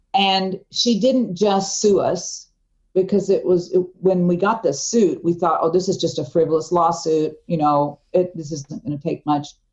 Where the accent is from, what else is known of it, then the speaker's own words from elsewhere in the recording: Tulsa, Oklahoma, United States; moved away; I had moved back to my hometown, uh, Tulsa, Oklahoma